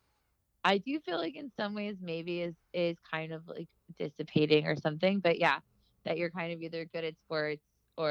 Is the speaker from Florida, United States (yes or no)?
yes; Miami, Florida, United States; I love Miami and I love my hometown a lot